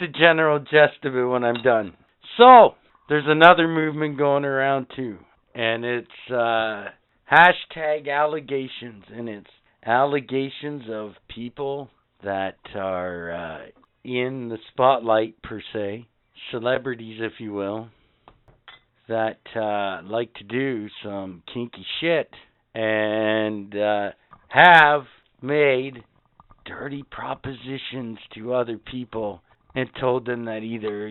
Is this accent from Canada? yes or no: yes; Canada; as a Canadian citizen